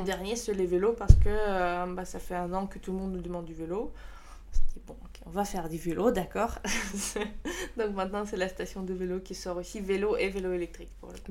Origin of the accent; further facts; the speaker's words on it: Saint Petersburg, Russia; French is a second language; moved away as an adult; now in Strasbourg, France; je suis de Saint-Pétersbourg